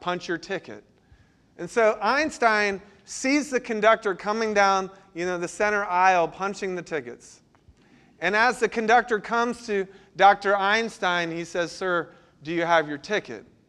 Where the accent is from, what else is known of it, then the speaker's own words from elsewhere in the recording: Florida, United States; now in Charleston, United States; I grew up in Florida where tides aren't a big deal